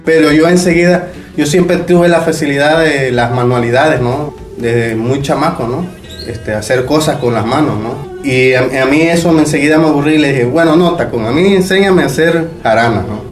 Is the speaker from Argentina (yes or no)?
no; Mexico; also born or lived in Playa del Carmen, Mexico; mi mamá es de Puebla y mi papá es de aquí, pero siempre hemos vivido aquí. Este, yo me crié aquí